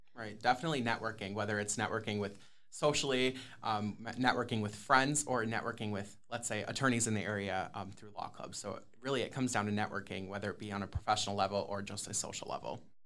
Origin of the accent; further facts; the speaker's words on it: Sterling Heights, Michigan, United States; I am originally from Sterling Heights, Michigan, which is in the Metro Detroit area